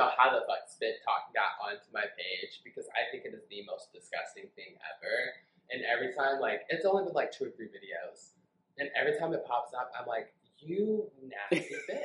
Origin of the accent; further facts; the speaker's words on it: Chicago, Illinois, United States; moved away; I'm originally from Chicago